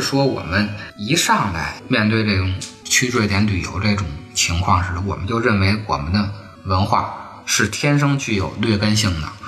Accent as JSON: {"language": "Chinese", "country": "China", "said": "我们中国人去了以后，你是这么对待啊"}